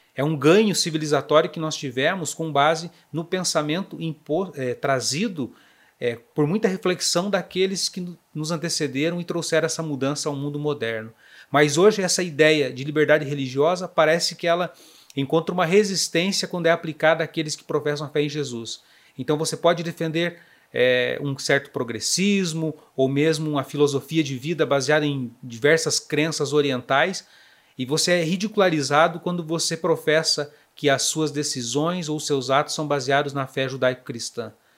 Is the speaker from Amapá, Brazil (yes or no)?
no; Fraiburgo, Santa Catarina, Brazil; moved away as an adult; also born or lived in Paraná / Videira / São Miguel do Oeste; Eu sou catarinense do meio-oeste, de uma cidade chamada Fraiburgo, muito fria, por sinal